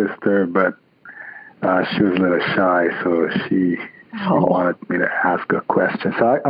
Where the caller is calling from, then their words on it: Connecticut, United States; Calling from Connecticut today.